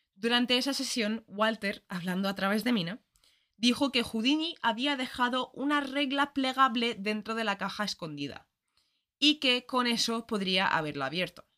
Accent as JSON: {"language": "Spanish", "country": "Ireland", "tie": "born or raised there", "moved": "yes", "said": "Yo soy irlandesa, todos los colegios en Irlanda son católicos"}